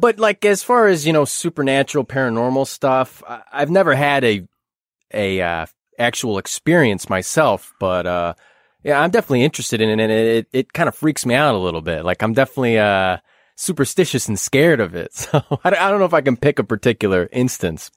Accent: Chicago, Illinois, United States; I've been a Chicago born and raised and then I never left

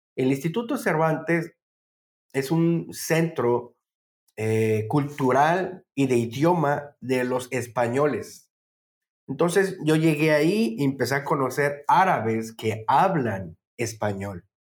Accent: Tabasco, Mexico; moved away as an adult; also born or lived in Puebla, Mexico; yo que soy de Tabasco, bueno, crecí en Tabasco

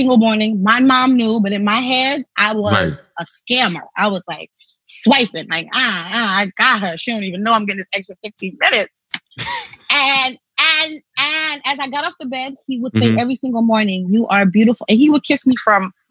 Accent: New York City, New York, United States; growing up in Brooklyn, New York, born and raised, parents who are Trinidadian

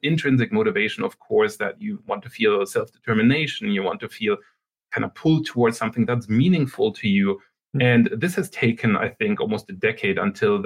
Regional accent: Germany; moved away as an adult; also born or lived in Sweden / Canada; now in Waterloo, Canada; I'm originally from Germany, and then I went to Sweden to do my PhD there.

